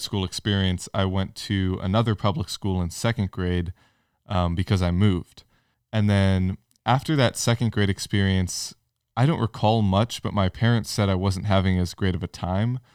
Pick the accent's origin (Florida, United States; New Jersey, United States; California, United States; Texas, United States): California, United States; now in Franklin, Tennessee, United States; I grew up in California and went to both public and private schools